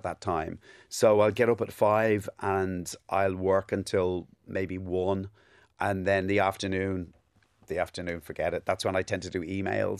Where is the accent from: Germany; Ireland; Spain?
Ireland; Ballybrack, Leinster; accent: Cockney; also born or lived in England; I was born in England. We moved to Ireland in 1979. Those years, 79, 80, 81, they weren't the best years to be walking around with a Cockney accent in an Irish school